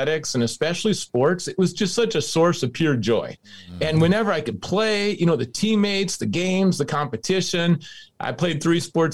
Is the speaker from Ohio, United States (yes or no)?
no; Minnesota, United States; now in Seattle, United States; I grew up in Minnesota.